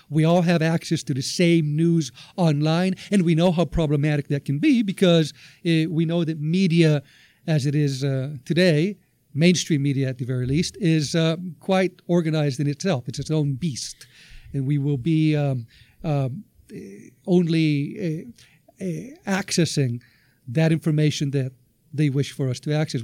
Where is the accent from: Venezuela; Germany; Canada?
Venezuela; moved away; also born or lived in United States; I'm originally from Venezuela. I've uh, been living in North America for uh, quite uh, a number of years now